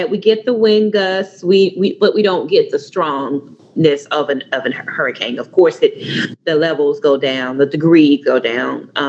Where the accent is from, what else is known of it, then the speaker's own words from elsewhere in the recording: Little Rock, Arkansas, United States; I'm from the Little Rock. Uh, I live in the Little Rock metro area, really outside. It takes about two hours for me to get to Memphis.